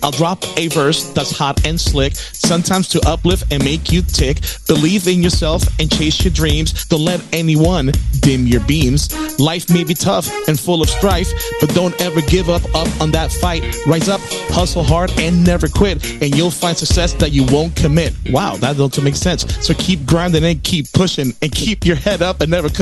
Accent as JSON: {"language": "English", "region": "Florida", "country": "United States", "said": "I'm from Florida"}